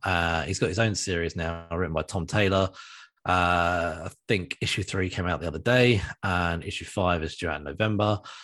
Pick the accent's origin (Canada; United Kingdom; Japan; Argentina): United Kingdom; as a British man